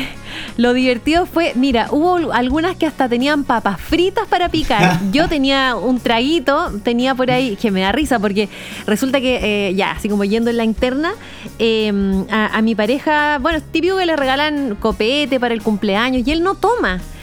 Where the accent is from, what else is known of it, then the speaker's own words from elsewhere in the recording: Santiago, Santiago Metropolitan Region, Chile; now in Punta Arenas, Chile; soy santiaguina, pero vivo en Punta Arenas